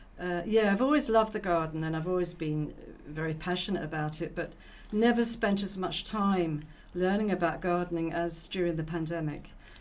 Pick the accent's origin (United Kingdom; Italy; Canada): United Kingdom; London; moved away as an adult; now in Roscommon, Ireland; Yeah, I was born in London. And educated there, and I've been living in Ireland about 30 years now.